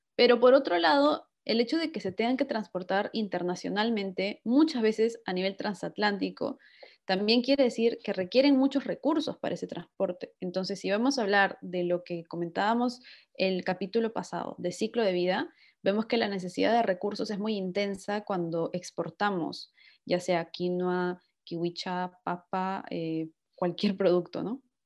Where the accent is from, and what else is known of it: Peru; now in Italy